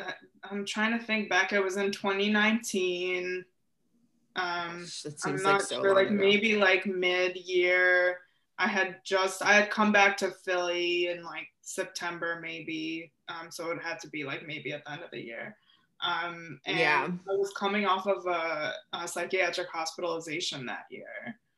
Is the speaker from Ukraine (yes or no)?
yes; Ukraine; I think I started the Ending the Silence presentations by saying I'm from Ukraine because that's an important piece of how I was raised to think about mental health